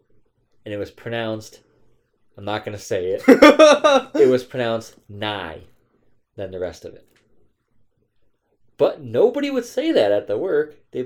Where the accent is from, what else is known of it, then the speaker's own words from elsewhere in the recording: United States; because I'm a white Irish. American.